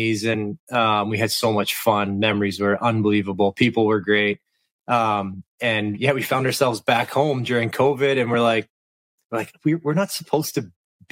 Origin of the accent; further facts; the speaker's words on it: Western Canada, Canada; also born or lived in Kelowna, British Columbia / Washington, District of Columbia, United States; I'm from Western Canada, and where I was living, Kelowna, BC